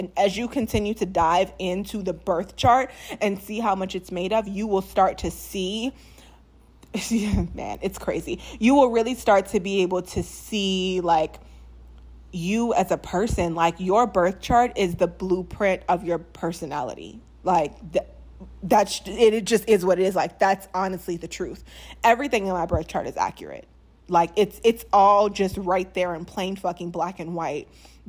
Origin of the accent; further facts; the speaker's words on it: New Orleans, Louisiana, United States; if you guys didn't know, I'm from New Orleans. So people will always be like, you're not from New Orleans.